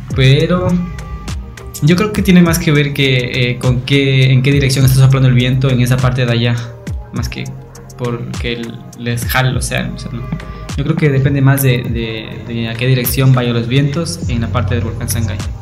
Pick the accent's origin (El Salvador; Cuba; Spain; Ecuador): Ecuador; somos unos ecuatorianos multifacéticos, multiculturales